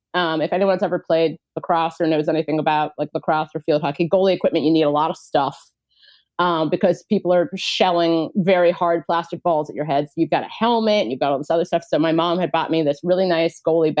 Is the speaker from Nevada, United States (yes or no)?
no; Cincinnati, Ohio, United States; I grew up in Cincinnati, Ohio.